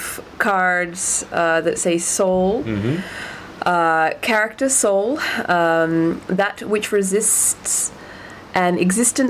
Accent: Australia; I am an Australian

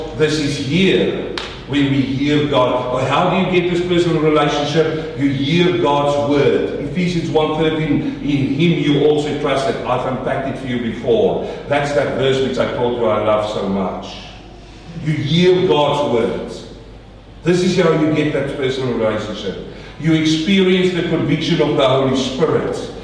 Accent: South Africa; also born or lived in New Zealand / Australia; now in Melbourne, Australia; I come from South Africa

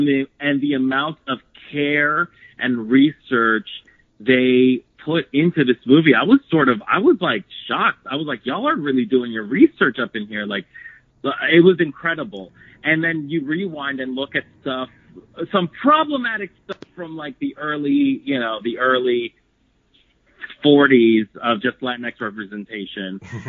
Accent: Palmira, Valle del Cauca, Colombia; I'm from Palmira, but Cali's like the closest city from where I live.

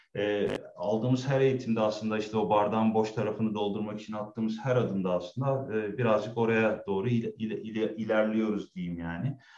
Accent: Istanbul, Turkey; moved away as an adult; also born or lived in Germany; now in Berlin, Germany; 40 yaşında da geri geldim yani 37 yıl e, Türkiye'de İstanbul'da yaşadıktan sonra

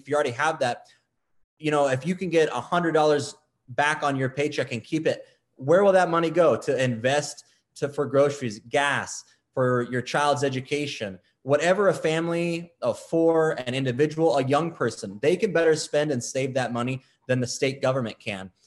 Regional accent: West Valley, Arizona, United States; also born or lived in Wittmann, Arizona; I grew up in the West Valley. I went to Millennium High School in Goodyear

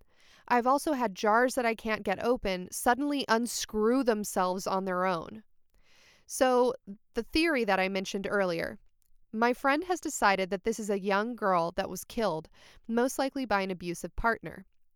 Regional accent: Canada; I'm from Canada, and there was a lot of snow on the ground.

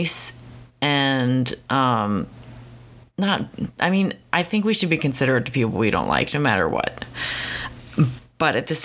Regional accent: United States; I'm just from Philly, Baltimore area

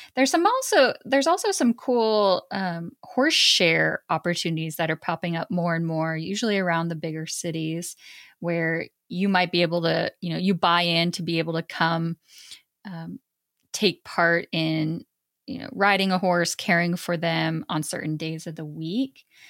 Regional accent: Montana, United States; I grew up in Montana

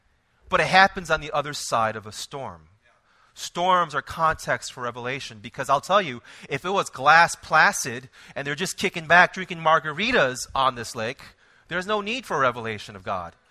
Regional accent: Israel; now I am from Israel

